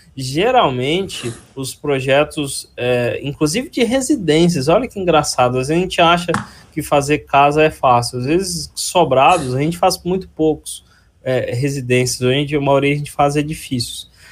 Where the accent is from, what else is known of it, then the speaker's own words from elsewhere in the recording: Ipatinga, Minas Gerais, Brazil; accent: mineiro; moved away as an adult; now in Campinas, Brazil; eu nasci na região de Ipatinga, em Minas Gerais, e vim para Campinas em 2004